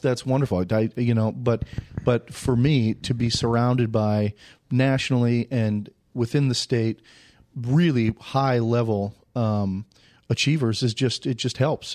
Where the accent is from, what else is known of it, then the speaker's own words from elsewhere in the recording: Saint Paul, Minnesota, United States; moved away as an adult; also born or lived in Nebraska / Winona / Los Angeles; I'm from Saint Paul. I went to Creighton Durham Hall High School